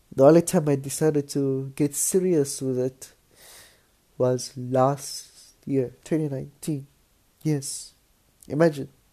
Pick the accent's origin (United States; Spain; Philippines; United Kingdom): Philippines; I'm Filipino